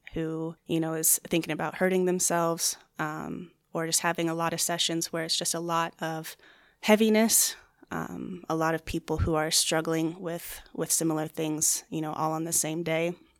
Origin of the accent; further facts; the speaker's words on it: Chandler, Arizona, United States; also born or lived in Flagstaff, Arizona; I was born and raised here in the Phoenix area in Chandler.